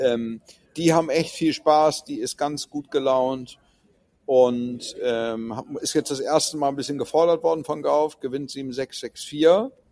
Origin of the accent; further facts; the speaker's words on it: Hamburg, Germany; bei uns in Hamburg